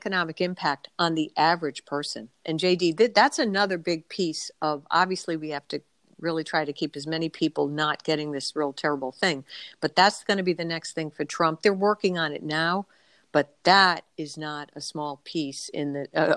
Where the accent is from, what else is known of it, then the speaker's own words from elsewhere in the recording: Rhode Island, United States; this as my home state, it is so densely populated